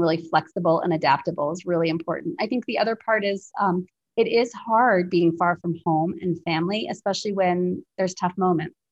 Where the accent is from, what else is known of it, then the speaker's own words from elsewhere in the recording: Plymouth, New Hampshire, United States; moved away as an adult; also born or lived in India; now in Kenya; my little way of growing up in Plymouth, New Hampshire